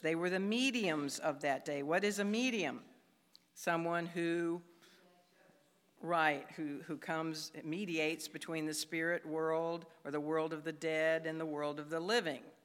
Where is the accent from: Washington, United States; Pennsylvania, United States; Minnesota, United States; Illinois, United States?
Illinois, United States; Chicago; I come from Chicago where there's a lot of skyscrapers